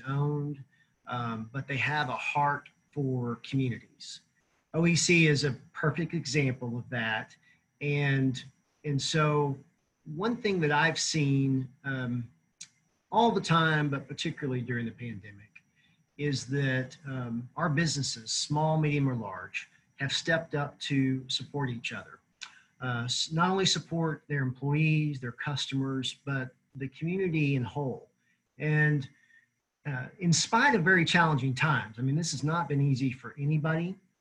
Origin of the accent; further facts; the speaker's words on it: Tulsa, Oklahoma, United States; also born or lived in Norman, Oklahoma; born and raised Oklahoman, born and raised in Tulsa